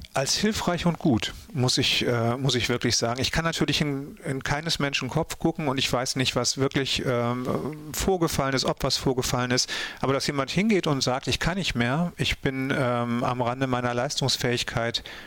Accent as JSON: {"language": "German", "area": "North Frisia", "region": "Schleswig-Holstein", "country": "Germany", "tie": "born or raised there", "said": "Kartenbüll in Nordfriesland, also meine Heimat"}